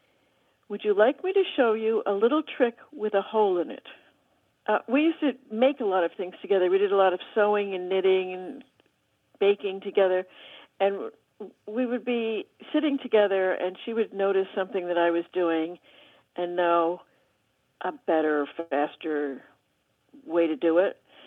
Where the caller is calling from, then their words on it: Hinesburg, Vermont, United States; I'm calling from Hinesburg, Vermont.